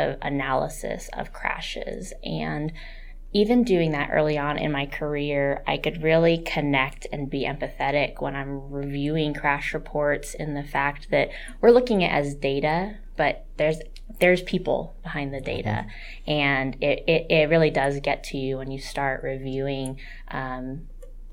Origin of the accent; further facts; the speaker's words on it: Queen Creek, Arizona, United States; I grew up in Queen Creek and just had a menagerie of animals